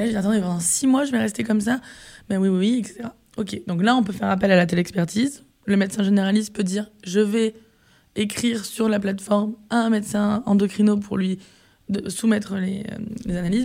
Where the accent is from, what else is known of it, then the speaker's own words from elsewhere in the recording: Var, Provence-Alpes-Côte d'Azur, France; also born or lived in Marseille; on est tous les deux issu du sud de la France. Donc, moi, à la base, je suis du Var, mm. euh, qui est à côté de Marseille.